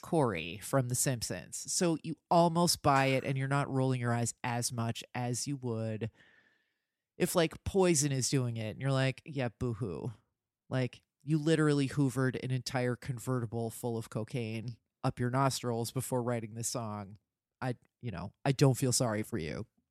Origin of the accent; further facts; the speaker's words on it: New Jersey, United States; where I grew up in New Jersey